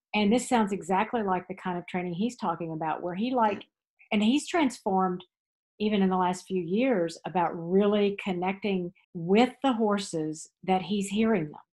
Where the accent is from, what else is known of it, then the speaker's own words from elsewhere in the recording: Texas, United States; now in Tryon, North Carolina, United States; growing up in Texas.